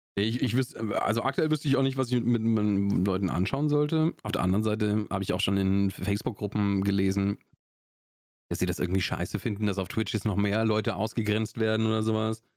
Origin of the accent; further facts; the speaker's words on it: Augsburg, Bavaria, Germany; accent: Swabian; Ich komme aus Schwaben, ich komme aus Augsburg